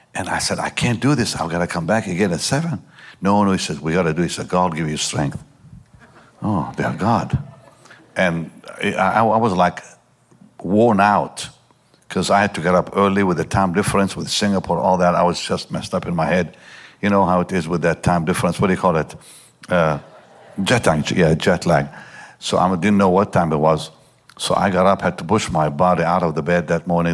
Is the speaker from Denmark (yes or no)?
no; Israel; I grew up in Israel